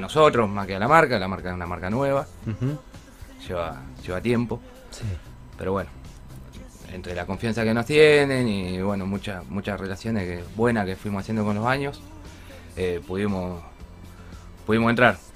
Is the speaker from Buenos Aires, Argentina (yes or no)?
no; Rosario, Santa Fe, Argentina; yo soy de Rosario